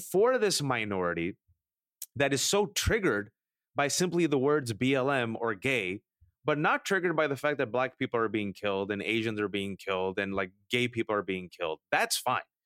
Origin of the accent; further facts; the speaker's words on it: Bay Area, California, United States; I'm born and raised in America, and I always respond, "The Bay Area